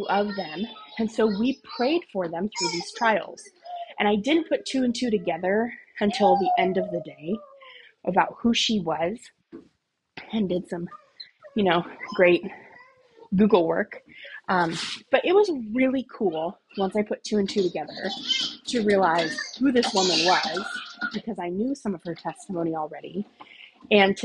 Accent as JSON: {"language": "English", "country": "United States", "also_born_or_lived": "Okinawa", "said": "as an American woman"}